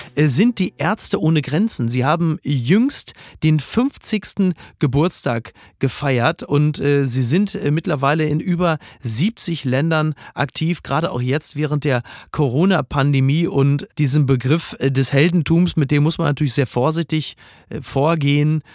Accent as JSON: {"language": "German", "region": "North Rhine-Westphalia", "country": "Germany", "tie": "born or raised there", "also_born_or_lived": "Hamburg", "moved": "yes", "said": "meiner Heimat NRW"}